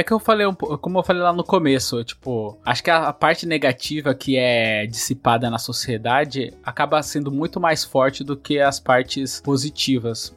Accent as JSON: {"language": "Portuguese", "region": "São Paulo", "country": "Brazil", "tie": "born or raised there", "also_born_or_lived": "Bahia", "said": "Eu fui criado muito tempo na Brasilândia"}